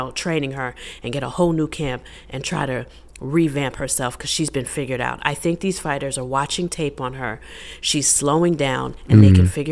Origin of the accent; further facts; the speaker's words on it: New York, United States; I'm from New York.